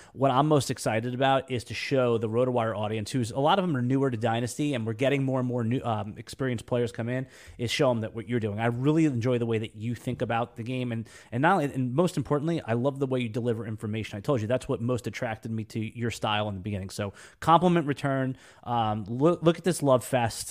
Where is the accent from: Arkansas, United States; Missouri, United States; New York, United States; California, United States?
New York, United States; moved away as an adult; now in Jacksonville, United States; I'm a New Yorker, native New Yorker